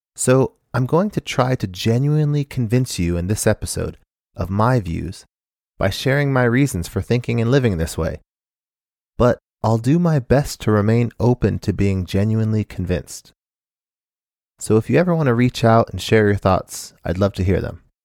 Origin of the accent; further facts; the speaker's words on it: Phoenix, Arizona, United States; moved away as an adult; also born or lived in Japan; I grew up in Phoenix, Arizona